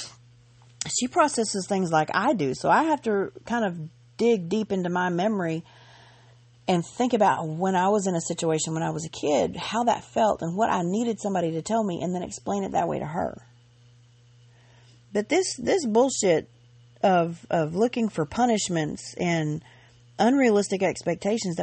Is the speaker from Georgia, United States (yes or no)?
yes; Georgia, United States; I grew up in Georgia.